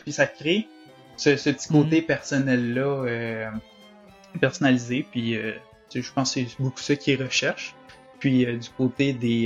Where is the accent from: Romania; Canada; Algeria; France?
Canada; Quebec; accent: Québécois; now in Orlando, United States; mon accent québécois